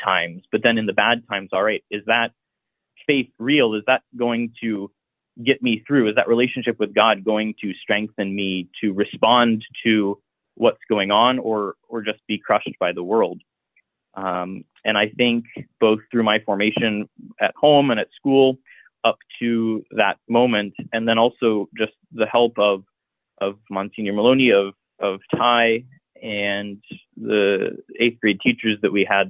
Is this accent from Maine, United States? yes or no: no; Columbus, Ohio, United States; I grew up in Columbus in the Clintonville neighborhood.